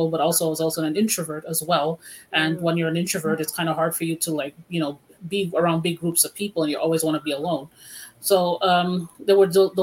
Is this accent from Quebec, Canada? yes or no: yes; Montreal, Quebec, Canada; I am from Montreal